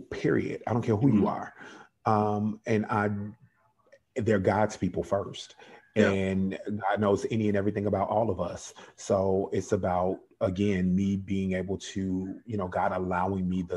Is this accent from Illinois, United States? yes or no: yes; Chicago, Illinois, United States; now in Georgia, United States; I'm from Chicago originally, born and raised South Side. I now live in Georgia